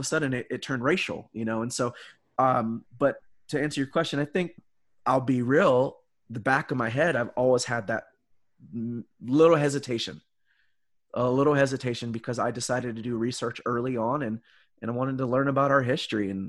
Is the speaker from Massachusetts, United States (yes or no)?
no; Hawaii, United States; I was born in Hawaii, raised by my Puerto Rican grandma, and she made it very clear like it's going to be tough.